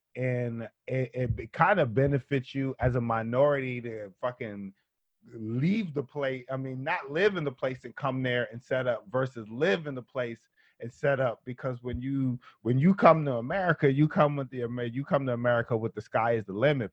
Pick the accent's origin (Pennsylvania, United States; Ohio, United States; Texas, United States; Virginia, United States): Pennsylvania, United States; Philadelphia; also born or lived in Queens, New York; now in New York, United States; I live in New York, but I I still consider myself a person from Philadelphia